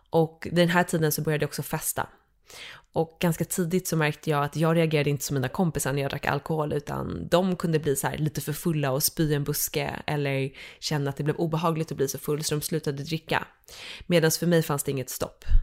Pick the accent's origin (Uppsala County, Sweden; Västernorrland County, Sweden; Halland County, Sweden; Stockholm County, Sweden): Stockholm County, Sweden; Dalarö; Så från början så eh, är jag uppvuxen ute på Dalarö, en skärgårdsö.